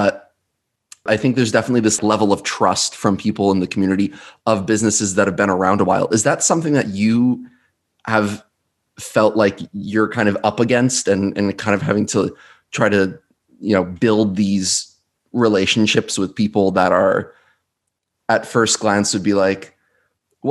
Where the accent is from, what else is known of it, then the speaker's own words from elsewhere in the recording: Western Sullivan County, New York, United States; I was born and raised in Western Sullivan County